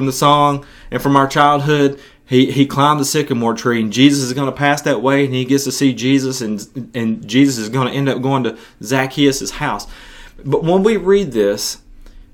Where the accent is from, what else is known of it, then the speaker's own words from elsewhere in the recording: West Tennessee, United States; my hometown in West Tennessee